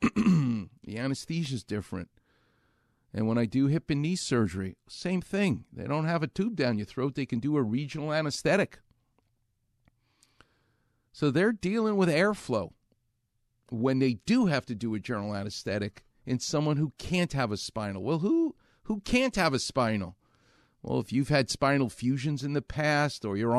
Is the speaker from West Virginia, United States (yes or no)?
no; New York, United States; moved away; I'm from New York